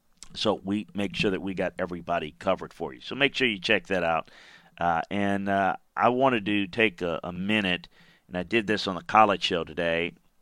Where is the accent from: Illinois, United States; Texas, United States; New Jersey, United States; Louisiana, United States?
Louisiana, United States; Baton Rouge; we've had a group in my hometown of Baton Rouge, Louisiana, that has kind of specialized in trying to help folks in need.